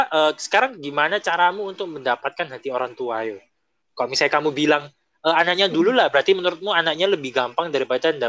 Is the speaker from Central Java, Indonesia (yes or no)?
no; Surabaya, East Java, Indonesia; also born or lived in Taiwan; senior-senior Indonesia waktu di Taiwan itu kan yang pertama mantannya orang Jakarta ya kan aku orang Surabaya